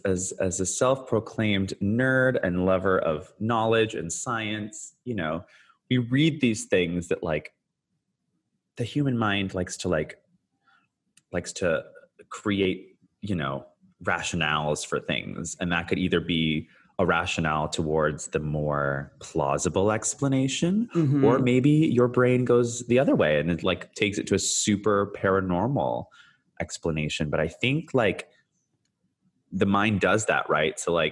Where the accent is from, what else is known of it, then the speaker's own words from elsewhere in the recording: San Francisco, California, United States; also born or lived in Canada; I was born in Canada, as some of your listeners may know, but I actually spent like a good chunk of my like very young years in San Francisco in the Bay Area.